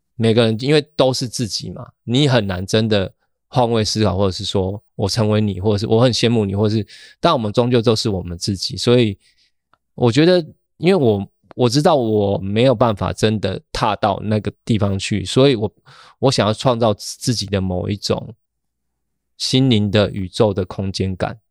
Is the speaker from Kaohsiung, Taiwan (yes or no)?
yes; Kaohsiung, Taiwan; now in Taipei, Taiwan; 我老家其实就在高雄桥头这样子